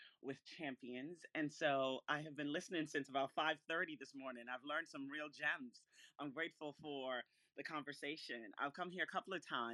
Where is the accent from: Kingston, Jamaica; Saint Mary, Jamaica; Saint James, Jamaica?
Saint Mary, Jamaica; Retreat; moved away; also born or lived in Philadelphia; I was born in Retreat St. Mary